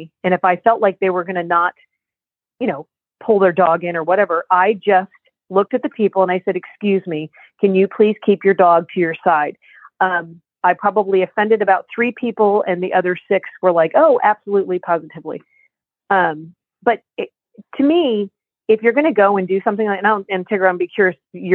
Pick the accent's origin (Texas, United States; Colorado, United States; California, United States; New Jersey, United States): New Jersey, United States; we're from New Jersey, from the Northeast